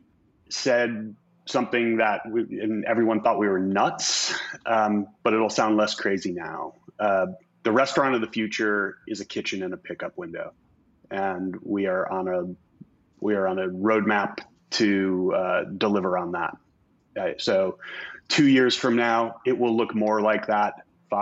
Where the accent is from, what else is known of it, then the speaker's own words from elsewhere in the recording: Chicago, Illinois, United States; now in West Coast, United States; Chicago, my hometown